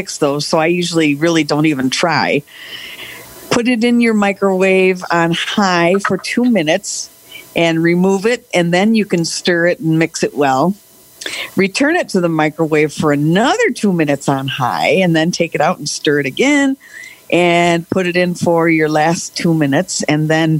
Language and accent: English; Lansing, Michigan, United States; I'm from Lansing, Michigan.